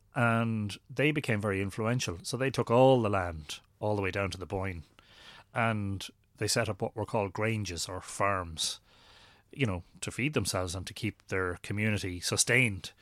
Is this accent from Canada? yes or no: no; Drogheda, Leinster, Ireland; born in Drogheda and li-, I've lived here all my life